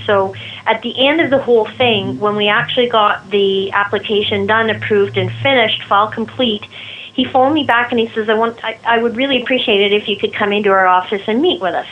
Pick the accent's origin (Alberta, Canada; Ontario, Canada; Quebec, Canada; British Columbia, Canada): Alberta, Canada; Red Deer; I'm one of the few that's actually born and raised in Red Deer that's still here.